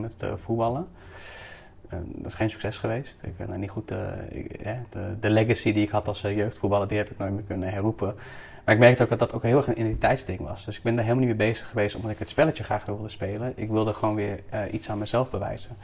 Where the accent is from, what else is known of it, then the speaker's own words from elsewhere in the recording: Houten, Utrecht, Netherlands; now in Amsterdam, Netherlands; Ik ben geboren in eh, Houten, in de dus, gemeente Utrecht